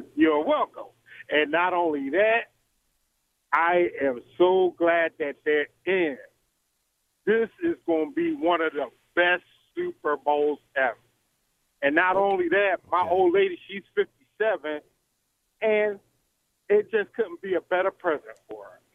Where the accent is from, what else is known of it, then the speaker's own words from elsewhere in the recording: Philadelphia, Pennsylvania, United States; now in Alabama, United States; I am an Eagles fan born and raised in Philadelphia, Pennsylvania.